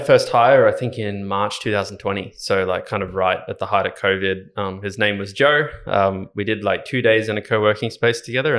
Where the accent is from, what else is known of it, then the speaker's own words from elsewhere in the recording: Ballina, New South Wales, Australia; I grew up in Ballina up on the Northern Rivers in New South Wales. Went to a Catholic school there. Primary school and high school.